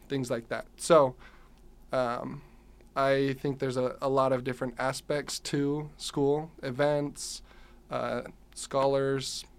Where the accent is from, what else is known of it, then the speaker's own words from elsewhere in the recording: South Jordan, Utah, United States; I'm from South Jordan, Utah.